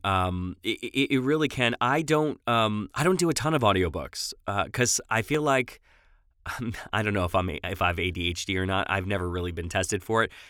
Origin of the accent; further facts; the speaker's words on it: Long Island, New York, United States; accent: New York; moved away as an adult; also born or lived in Los Angeles, California; I'm from New York originally. Uh, moved out to L A in two thousand seven and lived there for about fourteen years.